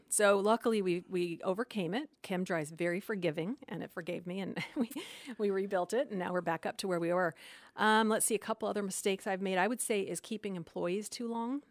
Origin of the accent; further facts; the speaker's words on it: Phoenix, Arizona, United States; moved away; I was from Phoenix and just wanted to go back